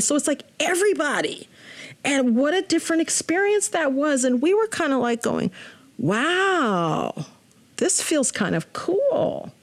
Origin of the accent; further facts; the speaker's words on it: Spokane, Washington, United States; Spokane is home It has always felt like home